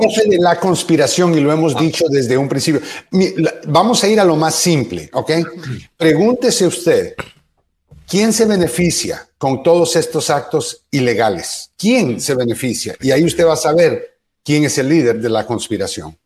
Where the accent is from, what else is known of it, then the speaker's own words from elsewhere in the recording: Guatemala; moved away; also born or lived in Honduras; nací en Guatemala, pero la mitad de mi vida me crié en Honduras y la otra mitad en Guatemala